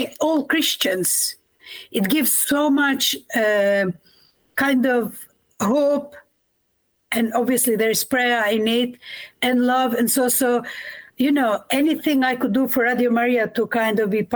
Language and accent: English; Kosovo; moved away as an adult; also born or lived in Croatia; now in England; I was born in Kosovo, in former Yugoslavia, done my formation in Croatia.